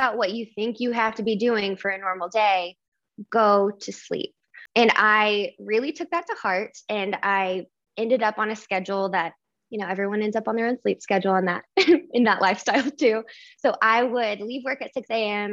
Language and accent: English; Oklahoma, United States; I am originally from Oklahoma